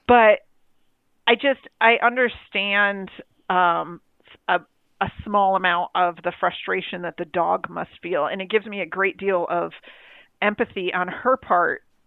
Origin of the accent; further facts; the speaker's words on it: New York, United States; I'm from New York.